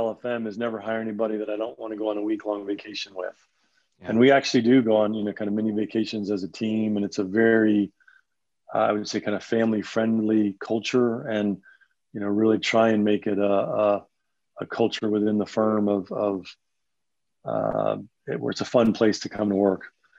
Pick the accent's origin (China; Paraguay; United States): United States; Northeast; And you know, growing up in the Northeast, I really didn't have a lot of familiarity with tornadoes.